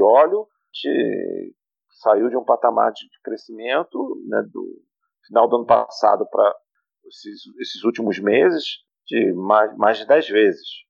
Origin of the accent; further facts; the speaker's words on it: Brazil; a gente como brasileiro, eu costumo dizer que a gente nasceu, nasceu e foi criado gerenciando crise econômica